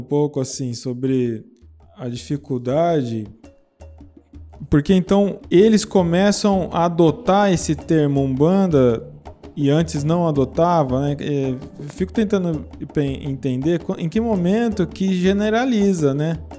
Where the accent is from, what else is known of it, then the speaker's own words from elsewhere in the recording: Brazil; eu sou brasileiro